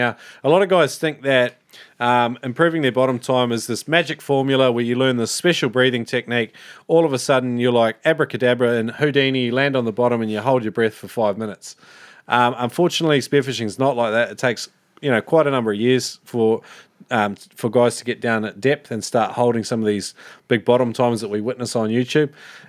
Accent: New Zealand; now in Melbourne, Australia; Don't mistake me though, I'm a Kiwi living over here too.

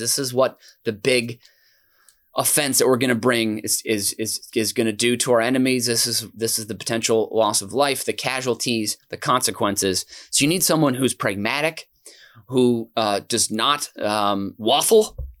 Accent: United States; I'm an American

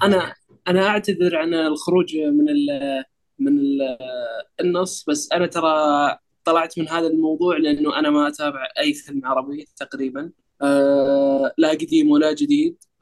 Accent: Saudi Arabia; عندنا بالسعوديه

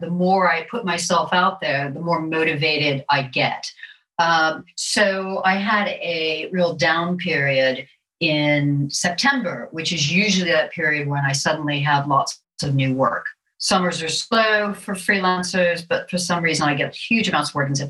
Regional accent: Florida, United States; accent: American; also born or lived in Wimbledon, London; now in London, United Kingdom; as you can hear from my accent, I am an American and I'm a native Floridian

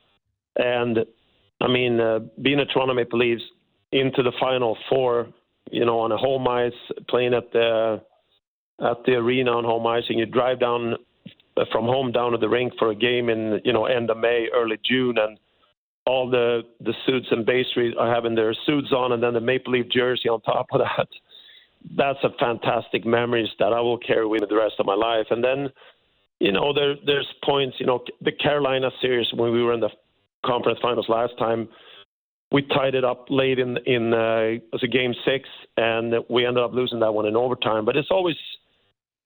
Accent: Sweden; moved away as an adult; also born or lived in Canada; I'm born and raised in Sweden

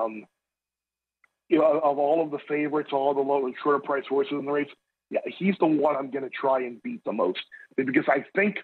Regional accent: Long Island, New York, United States; I grew up on Long Island.

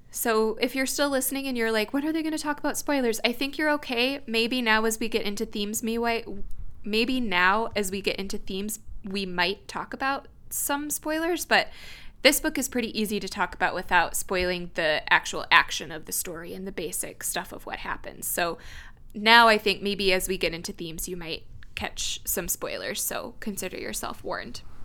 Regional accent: Wisconsin, United States; we grew up in Wisconsin.

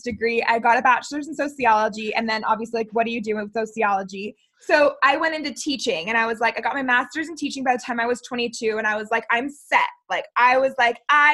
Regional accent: Florida, United States; moved away as an adult; now in Utah, United States; I am a Florida native originally

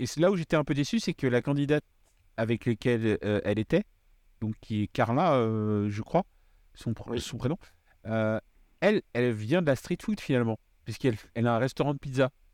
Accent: Réunion; je viens de La Réunion

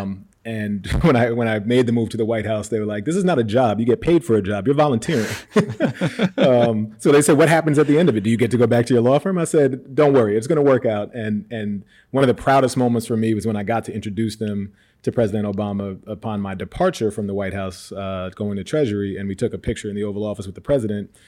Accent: Westchester County, New York, United States; also born or lived in Yonkers / Bronx; now in Harlem, United States; I was born in uh, Yonkers, just north of, of New York City, and grew up in Westchester County. Moved to the Bronx uh, toward the end of high school

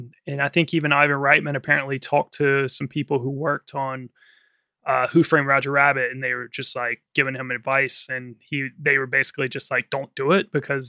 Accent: Southern Virginia, United States; I grew up like in Southern Virginia, but my mother was from North Carolina

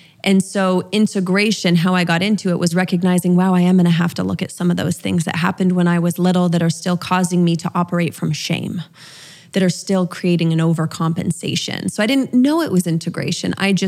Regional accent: Utah, United States; I grew up LDS in Utah, so Mormon, for those that aren't familiar with LDS. Very conservative. My father was a bishop.

